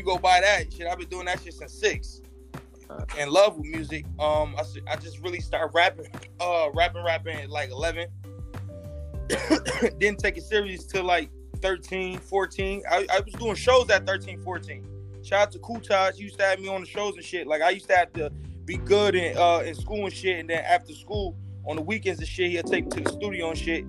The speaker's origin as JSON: {"language": "English", "town": "Buffalo", "region": "New York", "country": "United States", "tie": "born or raised there", "said": "I'm from Buffalo, man. I'm from the west side of Buffalo"}